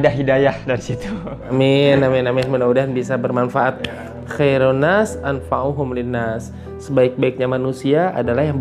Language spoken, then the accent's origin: Indonesian; Jakarta, Indonesia; now in Gunung Putri, Indonesia; Alhamdulillah saya dari Jakarta kebetulan asli Jakarta. Kemudian tahun 2011 pas nikah pindah ke Gunung Putri di sini alhamdulillah